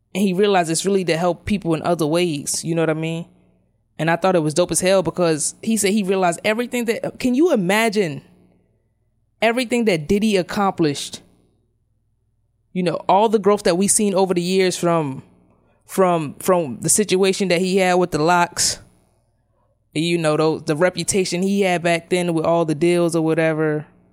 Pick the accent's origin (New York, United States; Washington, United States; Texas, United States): New York, United States; New York City; we grew up in Brownsville